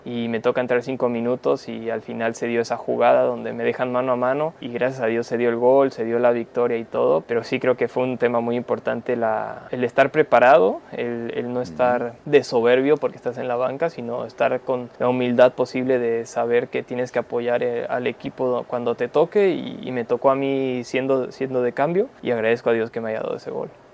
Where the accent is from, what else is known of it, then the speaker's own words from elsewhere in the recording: Mexico; also born or lived in Argentina; Yo llegué a México, entonces toda mi vida fue en México y, mm. yo me hice mexicano a través de, que a los dos años ya estaba viviendo en México.